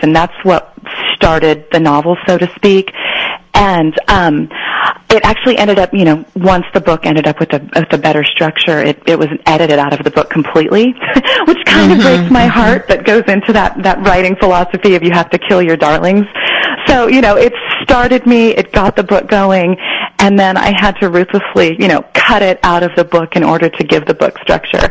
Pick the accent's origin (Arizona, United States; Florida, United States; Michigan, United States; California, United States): California, United States; San Joaquin Central Valley, Northern; moved away as an adult; also born or lived in Iowa / Berkeley / Los Angeles; I was born in Iowa, but we were there for about three months, and then we moved to California, and I was raised in Northern California, up in the California um, San Joaquin Central Valley